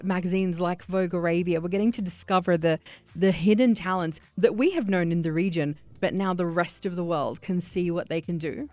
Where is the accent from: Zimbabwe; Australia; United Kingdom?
Australia; I'm Iraqi, but I grew up in Australia